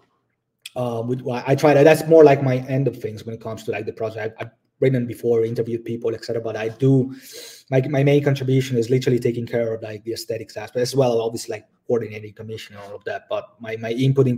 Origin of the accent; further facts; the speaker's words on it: Italy; now in Budapest, Hungary; I live in Budapest currently, but like, I come from Italy